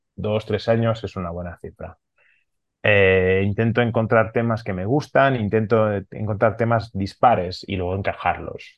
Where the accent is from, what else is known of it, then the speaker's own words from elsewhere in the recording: Barcelona, Catalonia, Spain; first language Catalan; Spanish is a second language; soy catalano hablante, soy de Barcelona, mi familia somos catalanes y hablamos en catalán